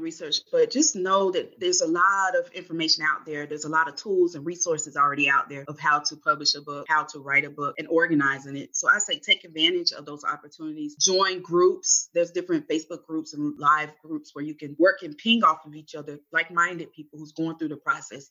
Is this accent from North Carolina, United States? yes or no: yes; Winston-Salem, North Carolina, United States; also born or lived in Charlotte, North Carolina; I'm from Winston, North Carolina. So I'm from North Carolina.